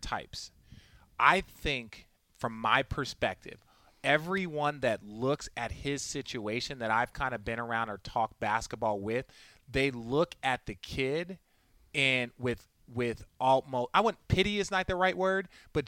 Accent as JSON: {"language": "English", "town": "Phoenix", "region": "Arizona", "country": "United States", "tie": "born or raised there", "said": "I grew up in Phoenix"}